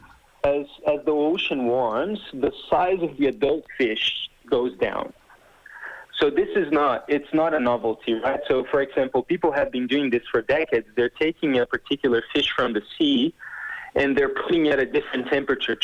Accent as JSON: {"language": "English", "country": "Brazil", "tie": "born or raised there", "first_language": "Portuguese", "second_language": "English", "said": "I'm native from Brazil, so I speak Portuguese"}